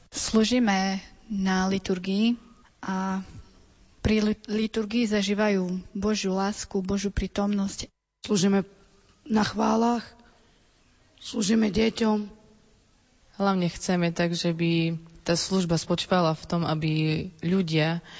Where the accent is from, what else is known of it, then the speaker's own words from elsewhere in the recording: Snakov, Prešov Region, Slovakia; My ako kapela pochádzame z Snakova